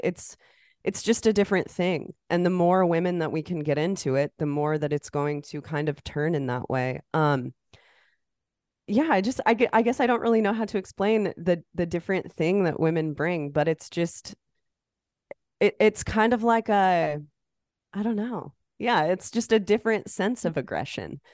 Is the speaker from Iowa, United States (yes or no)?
yes; Iowa, United States; I'm from Iowa. It's the corn state